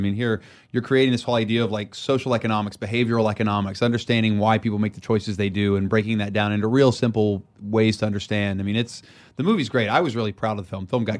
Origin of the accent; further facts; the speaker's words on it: Beckley, West Virginia, United States; Where I grew up in Beckley, West Virginia, I have yet to have a movie I've made play where I grew up.